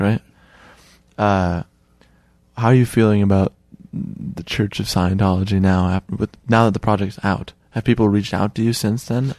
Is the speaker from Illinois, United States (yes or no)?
yes; Chicago, Illinois, United States; someone who was born and raised in Chicago